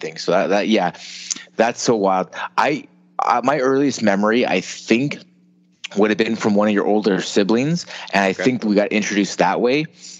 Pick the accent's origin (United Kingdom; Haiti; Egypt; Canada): Canada; growing up in Canada